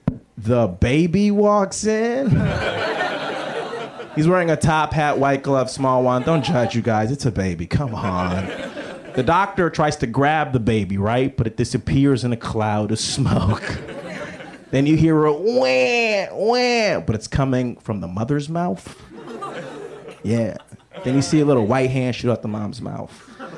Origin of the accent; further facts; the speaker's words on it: Lagos, Nigeria; It's like, nah, I grew up in Lagos. It's like a city.